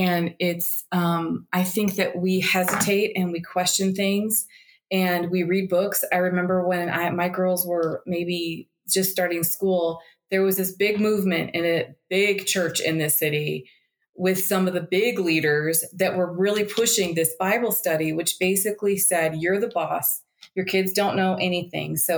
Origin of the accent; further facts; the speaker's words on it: United States; moved away; being an American